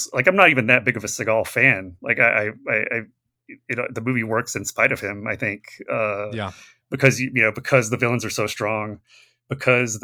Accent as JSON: {"language": "English", "region": "Alabama", "country": "United States", "tie": "born or raised there", "said": "I grew up in Alabama, which is where Under Siege was shot"}